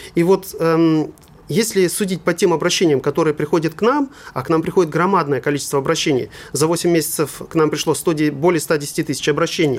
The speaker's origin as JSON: {"language": "Russian", "country": "Russia", "also_born_or_lived": "Germany", "moved": "yes", "said": "я русский немец"}